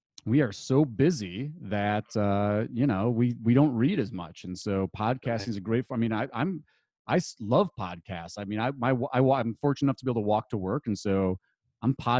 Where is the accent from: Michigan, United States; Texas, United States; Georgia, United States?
Michigan, United States; Detroit; moved away as an adult; also born or lived in Chicago; I grew up outside Detroit